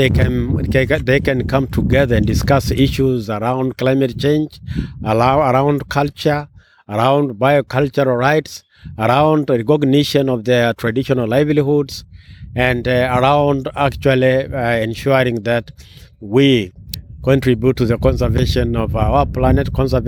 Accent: Ngorongoro District, Arusha, Tanzania; I come from Tanzania, Ngorongoro District, where the world famous Serengeti National Park is

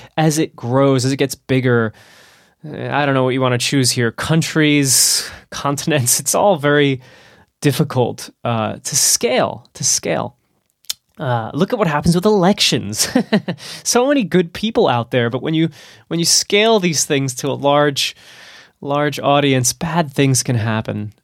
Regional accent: New Jersey, United States; moved away; my home state of New Jersey

